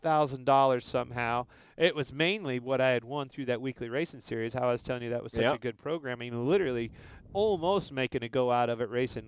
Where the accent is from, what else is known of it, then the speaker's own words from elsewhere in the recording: Kansas, United States; I'm from Kansas